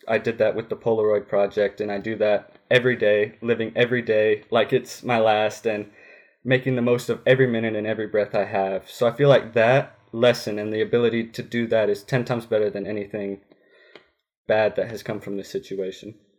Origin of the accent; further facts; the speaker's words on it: Grayslake, Illinois, United States; now in Woodruff, United States; I'm originally from Grace Lake, Illinois. I now live in Woodruff, South Carolina